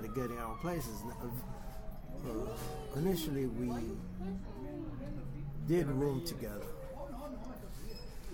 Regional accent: New York, United States; moved away as an adult; also born or lived in South Bronx; now in Los Angeles, United States; I was born in New York, but I grew up in Spanish

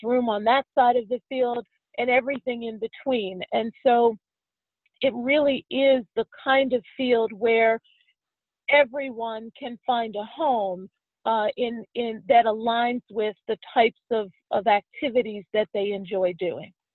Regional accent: Pittsburgh, Pennsylvania, United States; moved away as an adult; also born or lived in Washington D.C. area; now in Washington D.C., United States; I was raised in Pittsburgh

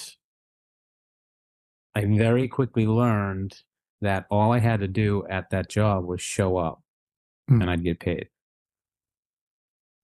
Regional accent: just south of Boston, Massachusetts, United States; I grew up just south of Boston

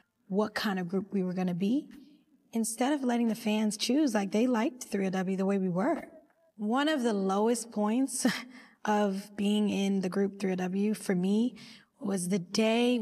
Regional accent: New Jersey, United States; I was a girl from Jersey

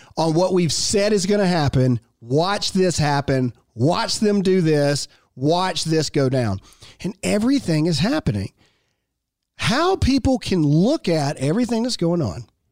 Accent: Mississippi, United States; I am born and raised in Mississippi

